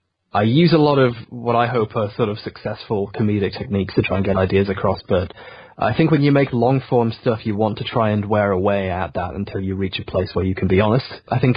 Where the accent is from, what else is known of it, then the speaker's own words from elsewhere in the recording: England, United Kingdom; being British, being English, had this premium where people listen to you.